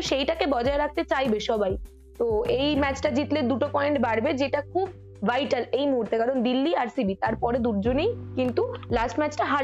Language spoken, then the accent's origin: Bangla; India; যতই আমরা ইন্ডিয়ান হয়েও এই ছোট ছোট ছোট ছোট টিমের ফ্যান হিসেবে ভাগাভাগি হয়ে যাই আলটিমেটলি উই আর ইন্ডিয়ান